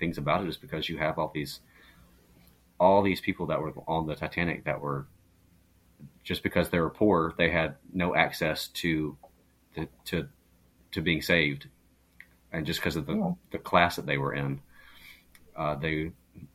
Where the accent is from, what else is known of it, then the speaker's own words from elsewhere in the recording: Georgia, United States; I'm from Georgia, so that's pretty deep south as you can get